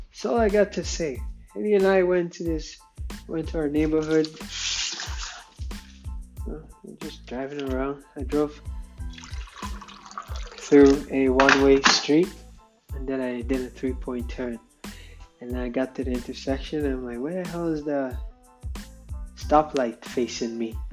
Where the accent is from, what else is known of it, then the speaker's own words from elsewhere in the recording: England, United Kingdom; accent: English; I tell you how my how audible my English accent is.